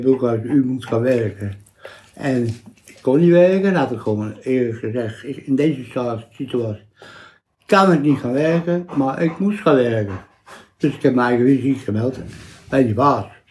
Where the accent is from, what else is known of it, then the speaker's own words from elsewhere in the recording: Vreeswijk, Utrecht, Netherlands; also born or lived in IJsselstein; Ik ben in IJsselstein geboren. In het ziekenhuis, twee, drie dagen in het ziekenhuis geweest. En daarna ben ik naar, eerst Vreeswijk geweest